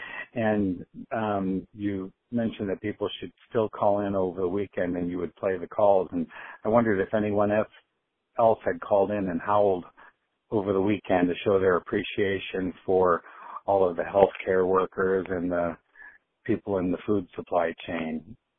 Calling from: Iowa City, Iowa, United States; calling from Iowa City.

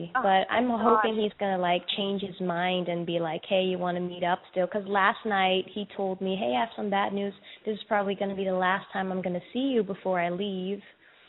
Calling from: Charlotte, North Carolina, United States; I'm calling from Charlotte. I'm 24 years old.

